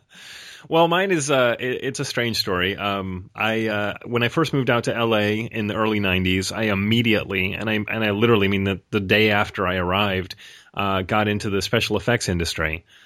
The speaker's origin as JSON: {"language": "English", "town": "Rochester", "region": "New York", "country": "United States", "also_born_or_lived": "Los Angeles", "moved": "yes", "lives_now": "Portland, United States", "said": "I'm originally from Rochester, New York"}